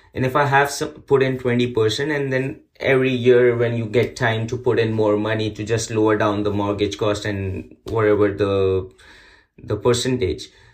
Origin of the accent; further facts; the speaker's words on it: Pakistan; moved away as an adult; now in Markham, Canada; I came here after getting married to Fatima. My hometown is Pakistan